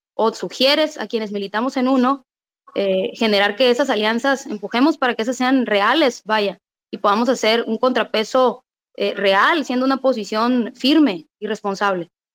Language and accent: Spanish; Sinaloa, Mexico; soy de Sinaloa